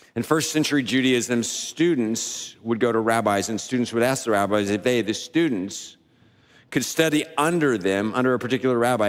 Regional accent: the South, United States; We grew up in the South saying, "Yes, sir, no, sir, yes, ma'am, no, ma'am, sir."

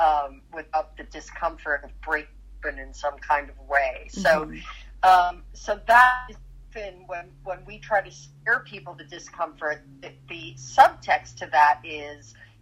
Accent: New York, United States; now in Los Angeles, United States; and I'm from New York, but I've been living in Los Angeles for decades, and so I miss New York, and it feels like being home, and they feel like my people

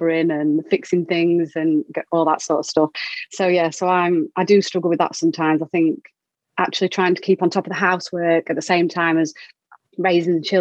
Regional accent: Doncaster, Yorkshire and the Humber, United Kingdom; moved away as an adult; now in Peterborough, United Kingdom; So I was born in Doncaster and lived there, and then moved here when I met my husband, and now live in Peterborough.

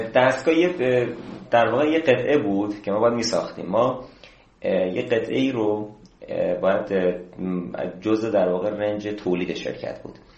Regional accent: Ilam Province, Iran; moved away as an adult; من تو ایلام به دنیا اومدم یکی از روستاهای دور افتاده ایلام

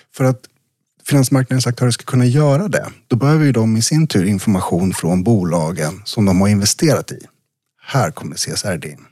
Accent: eastern Värmland, Sweden; På, på bruket i Öst, i Väst, i östra Värmland där jag växte upp

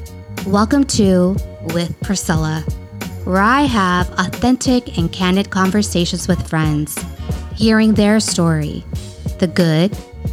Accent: San Diego, California, United States; we're from here.

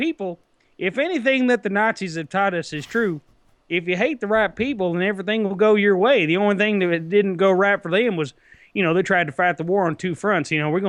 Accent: United States; I'm fucking American.

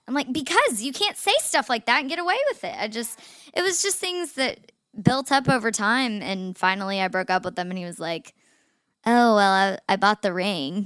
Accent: Chattanooga, Tennessee, United States; we grew up in Chattanooga in the, like, the same friend groups

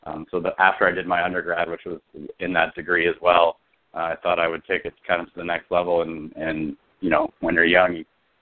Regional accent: Toronto, Ontario, Canada; Being a Canadian guy and being from the Toronto area

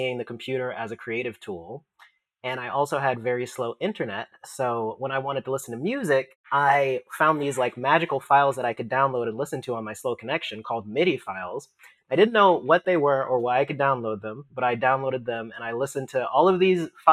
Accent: Augusta, Georgia, United States; moved away as an adult; now in Seattle, United States; I grew up in Augusta, Georgia

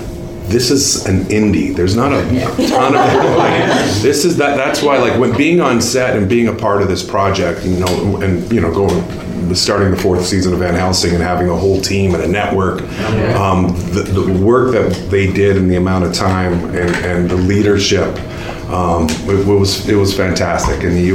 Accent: Vancouver, British Columbia, Canada; It's a testament to, we're all from Vancouver.

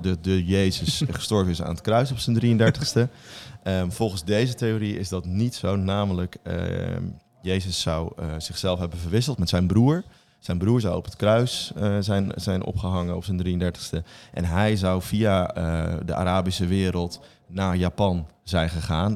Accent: Bible Belt, Netherlands; ik ben opgegroeid in de Bijbelbelt

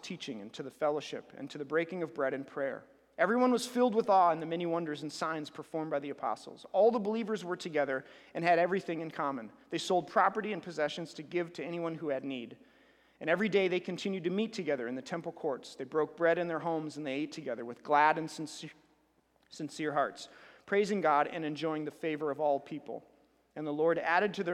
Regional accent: United States; we're American

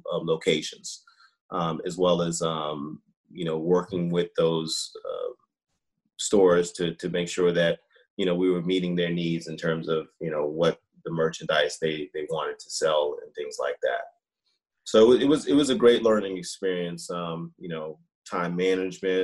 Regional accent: Boston, Massachusetts, United States; moved away as an adult; also born or lived in Baltimore, Maryland / Atlanta, Georgia; I grew up in Boston

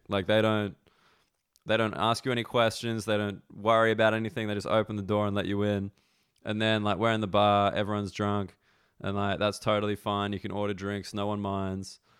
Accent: Australia; now in London, United Kingdom; I'm from Australia

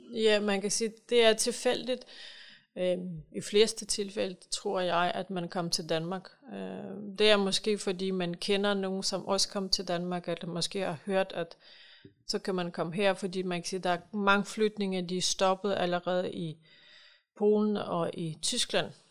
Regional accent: Ukraine; now in Holbæk, Denmark; jeg kommer selv fra Ukraine

